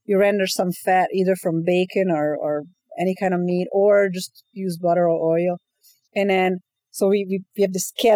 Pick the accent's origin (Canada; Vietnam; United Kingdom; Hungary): Hungary; moved away; I'm originally from Hungary